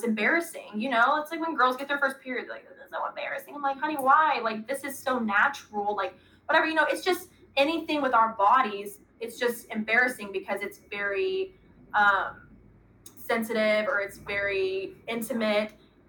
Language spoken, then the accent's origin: English; Arkansas, United States; I'm from Arkansas, so